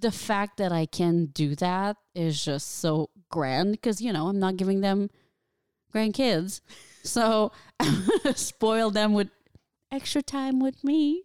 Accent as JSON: {"language": "English", "area": "small town near Valleyfield", "region": "Quebec", "country": "Canada", "tie": "born or raised there", "moved": "as an adult", "lives_now": "Los Angeles, United States", "said": "there's my hometown, which is, like, what, forty thousand people"}